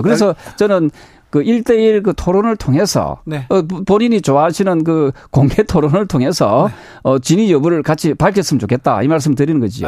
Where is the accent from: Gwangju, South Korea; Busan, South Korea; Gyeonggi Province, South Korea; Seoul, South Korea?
Busan, South Korea; 부산 출신인데도